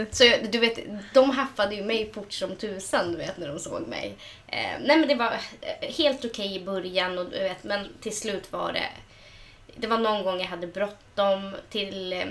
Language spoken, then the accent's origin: Swedish; Sweden; men alltså jag menar för att vi är samer.